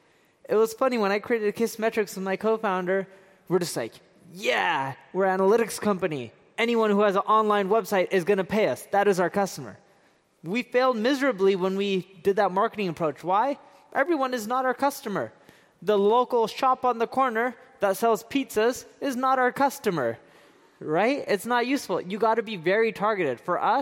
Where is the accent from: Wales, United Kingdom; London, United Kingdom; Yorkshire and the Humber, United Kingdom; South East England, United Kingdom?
London, United Kingdom; born there; also born or lived in Seattle; I was born in London, and I lived a lot of my life in Seattle, and the weather is just like this.